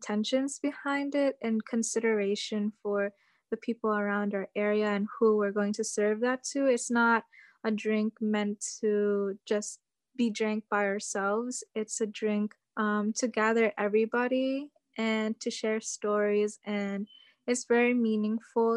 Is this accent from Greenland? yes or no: no; Cordillera Administrative Region, Philippines; moved away; also born or lived in Amherst, Massachusetts, United States; So I'm from the Philippines, but I identify as an indigenous person from there. And I'm located up in the mountains, like the northern part of the Philippines.